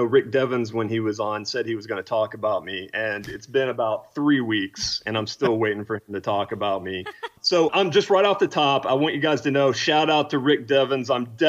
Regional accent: Knoxville, Tennessee, United States; moved away as an adult; also born or lived in Alabama; now in Austin, United States; I currently live in Austin, Texas, but I grew up in Knoxville, Tennessee.

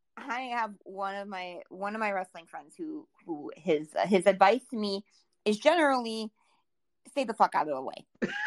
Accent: South Dakota, United States; So every time I say I'm from South Dakota, you get that person that's like, oh, you must go to Mount Rushmore a lot. No, Mount Rushmore is 8 hours from me.

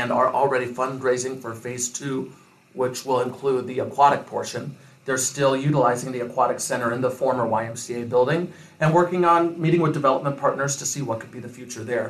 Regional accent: Washington, United States; I was born and raised in Washington

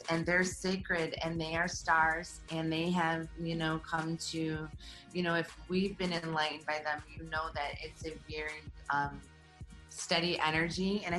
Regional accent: Midwest, United States; you come from the East Coast, I come from the Midwest.

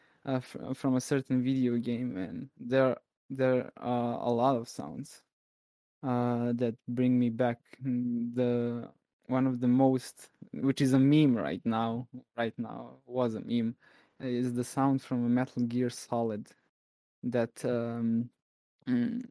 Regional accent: Serbia; accent: Serbian English; English is a second language; we have here in Serbia

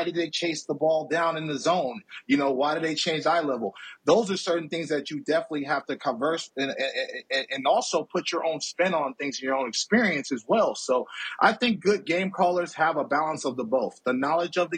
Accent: Oakland, California, United States; also born or lived in Alameda, California; I'm from Oakland, California

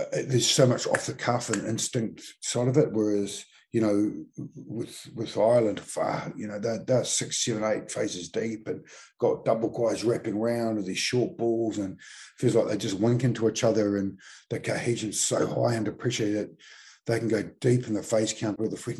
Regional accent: Mount Maunganui, Bay of Plenty, New Zealand; moved away as an adult; When I came down here from Mount Maunganui as a 20-year-old to be a Crusader, it was the first year of the Crusaders.

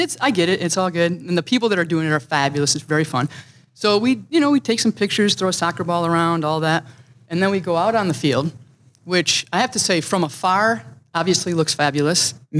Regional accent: Gaines, Michigan, United States; now in Minnesota, United States; I grew up in a very small town, middle of Michigan, called Gaines. And in fact, it's not even a town.

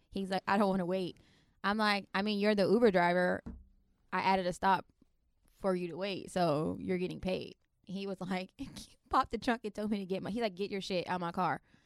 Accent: Florida, United States; accent: Florida; now in Washington, D.C., United States; I was born in D C and I was raised in Florida, and I moved back to D C

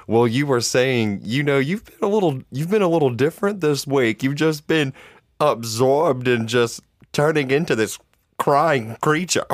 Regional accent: Georgia, United States; We are from Georgia. That is our home state

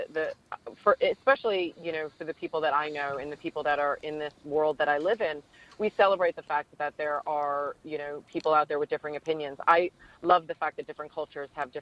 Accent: New York, United States; I grew up in New York

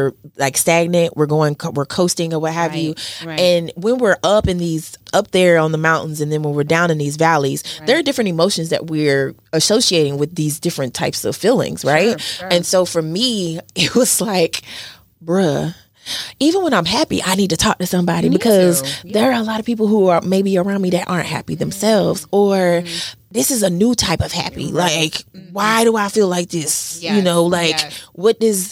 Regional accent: Mississippi, United States; I'm from Mississippi

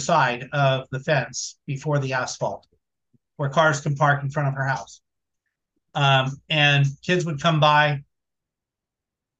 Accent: Bay Area, California, United States; moved away as an adult; also born or lived in Boise, Idaho; now in Oklahoma, United States; my hometown in the Bay Area. I went to high school with …

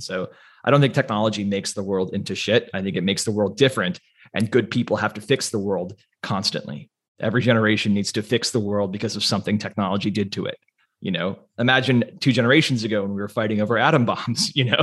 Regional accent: United States; I'm an American

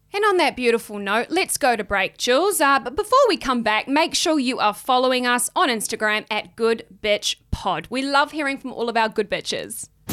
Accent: New Zealand; I come from New Zealand.

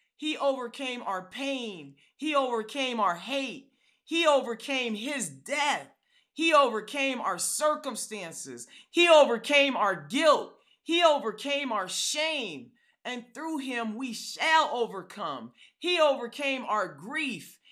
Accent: California, United States; now in Atlanta, United States; I'm from California

